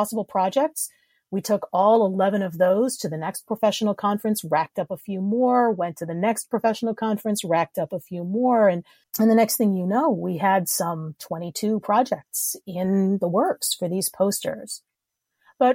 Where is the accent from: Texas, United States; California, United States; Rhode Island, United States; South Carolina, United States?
Rhode Island, United States; my home state of Rhode Island